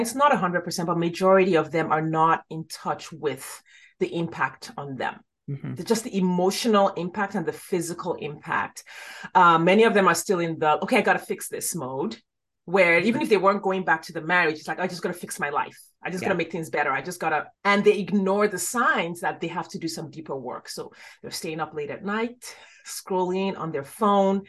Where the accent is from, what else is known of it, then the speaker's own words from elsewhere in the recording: Nigeria; moved away; I grew up in Nigeria.